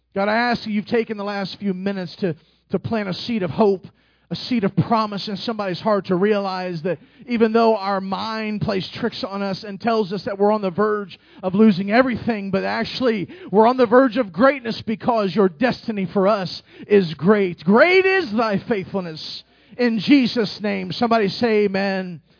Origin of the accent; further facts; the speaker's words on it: Indianapolis, Indiana, United States; moved away; I'm from Indianapolis